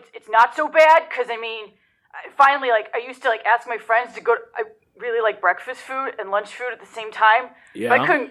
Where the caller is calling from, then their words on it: Joliet, Illinois, United States; I'm from Joliet, Illinois.